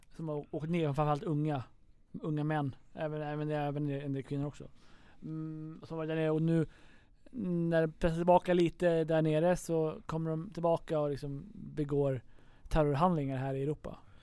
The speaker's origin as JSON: {"language": "Swedish", "country": "Sweden", "said": "vi kom från Sverige"}